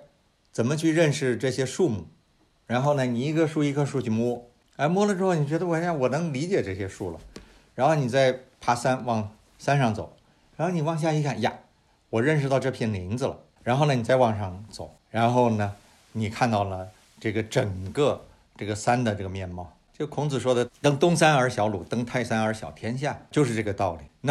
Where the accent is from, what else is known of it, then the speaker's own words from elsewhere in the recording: China; 我们中国人里头百分之七八十还生活在十九世纪，